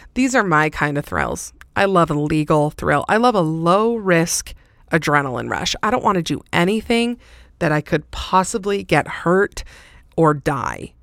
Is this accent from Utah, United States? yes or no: yes; Salt Lake City, Utah, United States; It's obviously in my hometown.